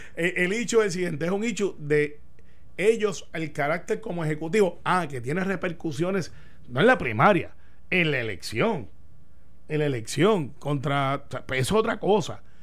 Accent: Puerto Rico; also born or lived in Daytona, Florida; yo siendo el único puertorriqueño allí, mm, también me discriminaban porque tenía acento

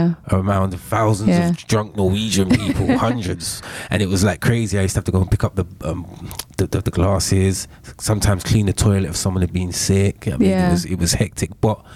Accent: London, United Kingdom; moved away as an adult; now in Oslo, Norway; I said, I'm from the UK. So I'm from Ladbroke Grove.

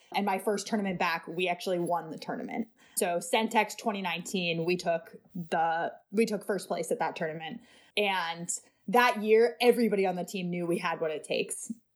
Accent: Seattle, Washington, United States; also born or lived in New York City; I moved to Seattle in twenty ten

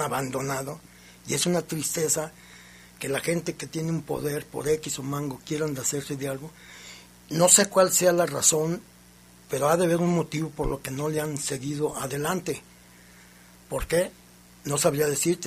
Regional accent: Mexico; yo soy mexicano

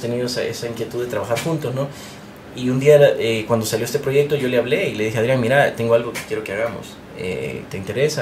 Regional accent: Honduras; moved away as an adult; now in United States; Yo soy hondureño

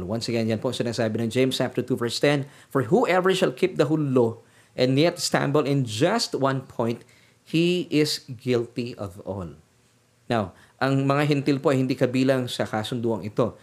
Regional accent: Philippines; ako bilang isang Pilipino

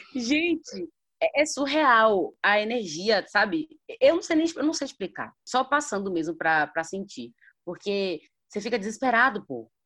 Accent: Salvador, Bahia, Brazil; eu sou de Salvador, Bahia

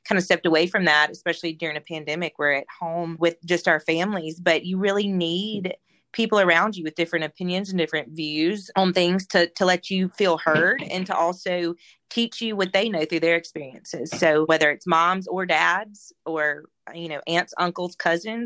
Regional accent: Mississippi Delta, United States; now in Auburn, United States; I grew up in the Mississippi Delta

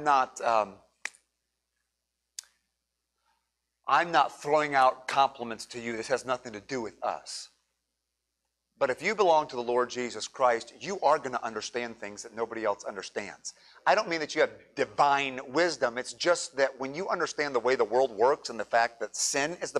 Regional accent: United States; I'm an American by nationality

